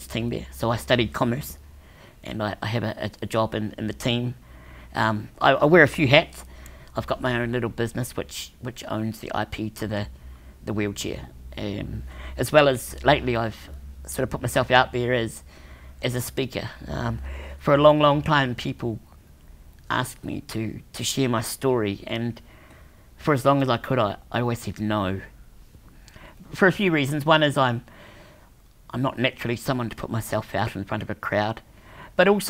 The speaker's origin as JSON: {"language": "English", "country": "New Zealand", "tie": "born or raised there", "said": "I was born in New Zealand."}